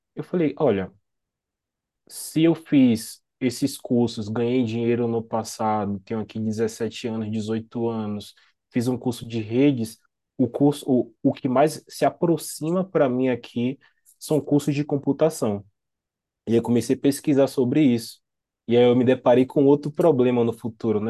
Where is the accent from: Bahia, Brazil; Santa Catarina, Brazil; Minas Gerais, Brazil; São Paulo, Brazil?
Bahia, Brazil; Salvador; sou natural de Salvador, Bahia, mas eu sempre falo que eu sou de Itapuã, porque é um bairro